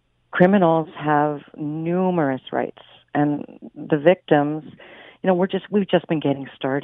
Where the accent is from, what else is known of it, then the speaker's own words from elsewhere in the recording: Quebec, Canada; You know, you were saying we're from Quebec.